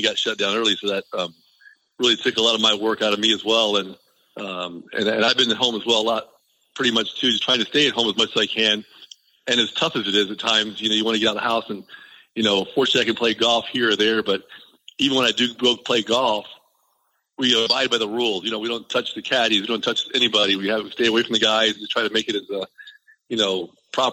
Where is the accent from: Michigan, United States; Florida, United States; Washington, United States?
Florida, United States; Tampa; I grew up in West Tampa and played baseball at West Tampa Little League